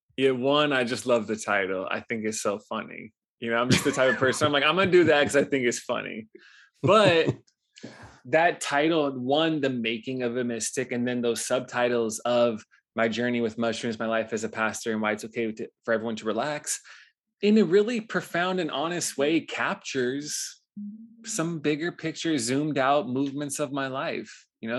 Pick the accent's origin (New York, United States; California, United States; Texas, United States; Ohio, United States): California, United States; Los Angeles; moved away as an adult; also born or lived in Hawaii; I grew up in Los Angeles, actually, before I moved to Hawaii at eighteen